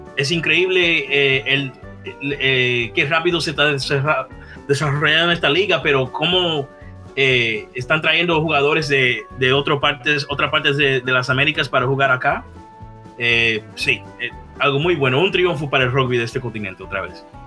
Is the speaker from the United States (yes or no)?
yes; New Orleans, Louisiana, United States; yo soy de Nueva Orleans